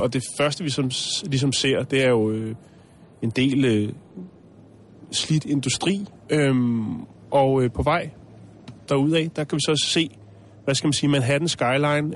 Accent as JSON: {"language": "Danish", "country": "Denmark", "said": "vi kommer fra Danmark"}